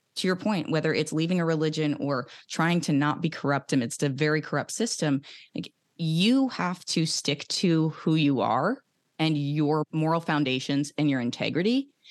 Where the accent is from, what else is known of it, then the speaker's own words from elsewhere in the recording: outside of Philadelphia, Pennsylvania, United States; growing up outside of Philadelphia